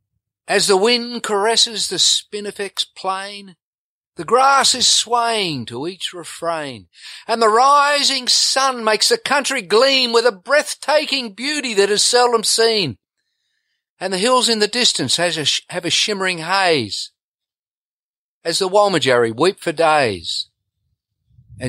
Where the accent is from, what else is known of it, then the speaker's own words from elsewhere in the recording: the Kimberley, Western Australia, Australia; also born or lived in Broome; I came back to the Kimberleys, I think in 78, the mid 70s, and started a vet clinic in Broome, and I had to service all the stations because there was a program to eradicate tuberculosis. So there was a lot of traveling to cattle stations, TB testing cattle, and I found the Aboriginal people that I grew up